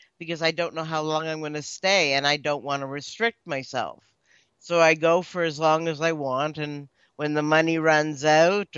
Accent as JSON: {"language": "English", "town": "Hamilton", "region": "Ontario", "country": "Canada", "tie": "born or raised there", "also_born_or_lived": "Israel / Australia", "moved": "as an adult", "said": "I grew up in Ontario, Hamilton to be exact"}